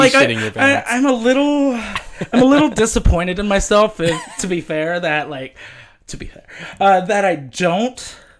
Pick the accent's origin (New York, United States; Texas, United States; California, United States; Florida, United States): Texas, United States; Houston; moved away; I was born and raised in Houston.